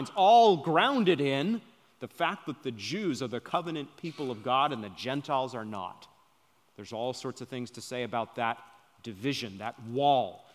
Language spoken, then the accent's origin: English; Maine, United States; moved away; I'm from Maine